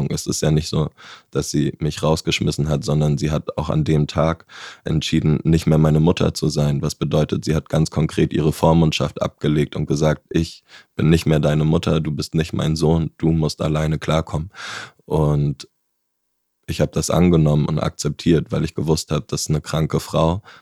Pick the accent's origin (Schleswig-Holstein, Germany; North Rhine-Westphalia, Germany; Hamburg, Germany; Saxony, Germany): Hamburg, Germany; also born or lived in Bavaria; Zum Beispiel bin ich in Bayern geboren, bin dann mit zehn Jahren nach Hamburg gekommen, wo das schon ein Riesenschnitt war, weg von meinen Großeltern.